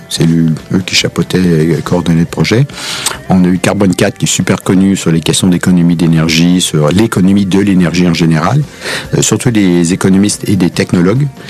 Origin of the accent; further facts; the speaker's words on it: Quebec, Canada; accent: Québécois; now in France; vous avez peut-être remarqué à l'accent que je suis québécois